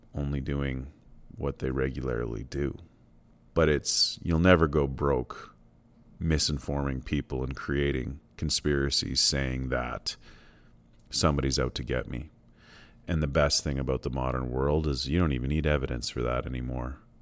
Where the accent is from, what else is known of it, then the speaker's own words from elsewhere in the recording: Canada; also born or lived in Alberta; Canada remains a nation I'm proud to be from